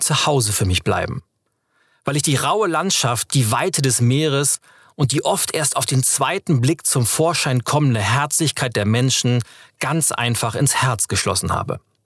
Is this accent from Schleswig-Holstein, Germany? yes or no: yes; Schleswig-Holstein, Germany; now in Berlin, Germany; Ich bin in Schleswig-Holstein geboren, dem Land zwischen Nord- und Ostsee.